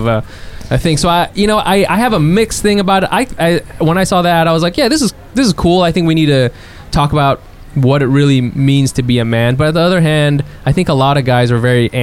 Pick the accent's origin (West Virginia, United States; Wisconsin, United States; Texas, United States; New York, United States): Texas, United States; I'm from Texas, so as a Texan